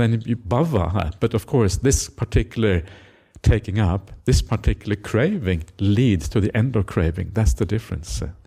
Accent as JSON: {"language": "English", "country": "Norway", "moved": "yes", "lives_now": "Australia", "said": "I come from Norwegian culture. In Norway, everyone has an opinion."}